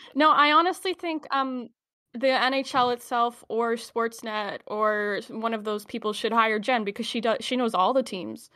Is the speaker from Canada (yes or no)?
yes; Alberta, Canada; I'm from Alberta